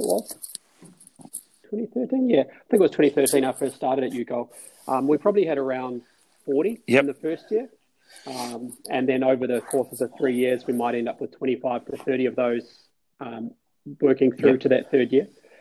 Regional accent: Palmerston North, Manawatū-Whanganui, New Zealand; I too am from New Zealand, from a little town called Palmerston North

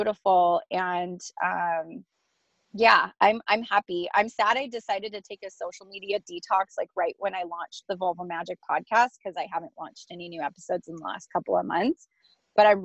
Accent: United States; I love being an American

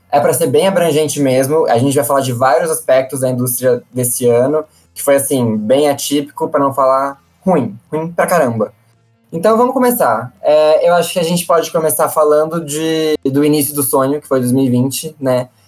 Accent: Brazil; E aí eu acho que foram essas as grandes perdas que a gente, enquanto brasileiro sofremos

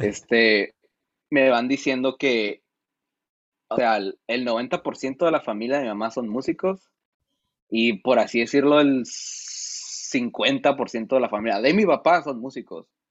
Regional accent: San Felipe, Baja California, Mexico; soy de ahí, soy, de San Felo.

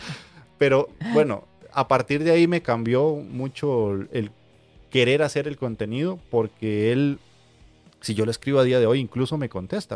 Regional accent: Costa Rica; aquí en mi país

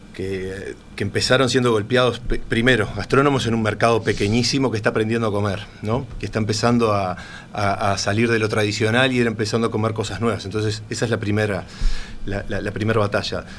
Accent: Uruguay; En Uruguay estábamos acostumbrados

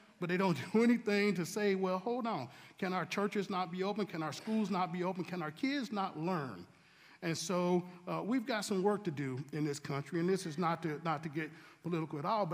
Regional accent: Statesville, North Carolina, United States; also born or lived in Washington, D.C.; I was born here in Statesville, grew up here, went to school, went to college

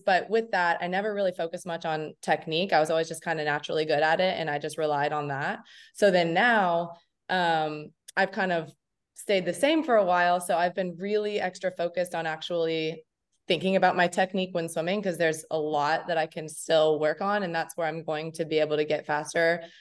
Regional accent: Lexington, Kentucky, United States; moved away as an adult; also born or lived in Indiana; I'm from Lexington, Kentucky. So I grew up there

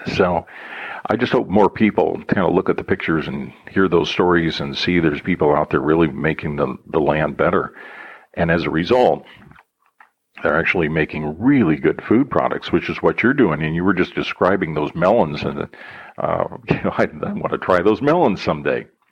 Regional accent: Illinois, United States; we're both from Illinois

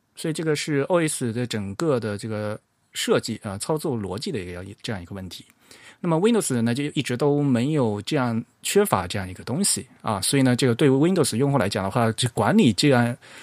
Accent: Fujian, China; 我虽然我也是，嗯，出生在大陆的，但是我是福建人

